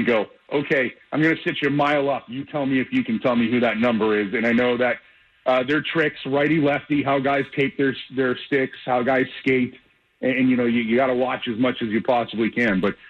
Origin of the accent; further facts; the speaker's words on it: Western New York, United States; moved away as an adult; now in North Carolina, United States; growing up where I grew up in Western New York